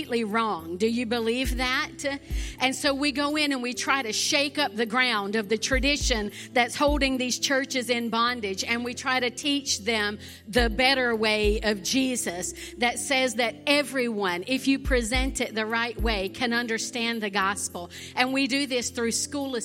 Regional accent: the South, United States; accent: southern; now in Fiji; my southern accent

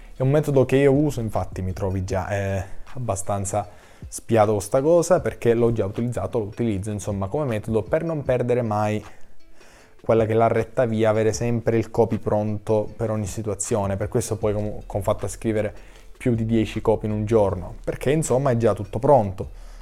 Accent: Sicily, Italy; accent: Sicilian; anch'io parlo con l'accento, date le mie origini ecco siciliane

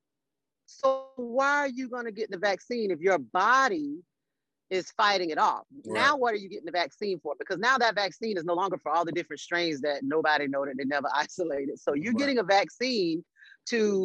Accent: Florida, United States; I'm from Florida

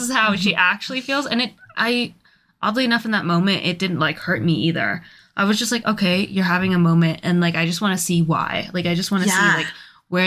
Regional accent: United States; I'm fucking American.

